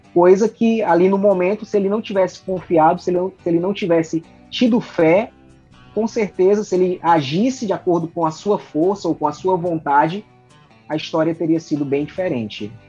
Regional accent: Fortaleza, Ceará, Brazil; eu sou natural aqui de Fortaleza, Ceará

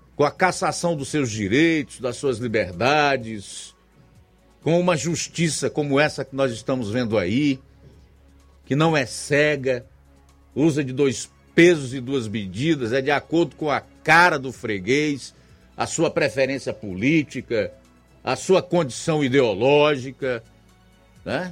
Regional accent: Brazil; nós, como brasileiros

